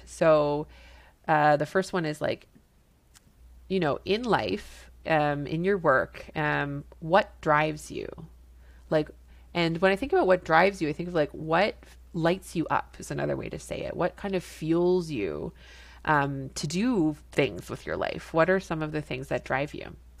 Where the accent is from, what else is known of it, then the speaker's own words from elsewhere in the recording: Canada; I'm a Canadian family physician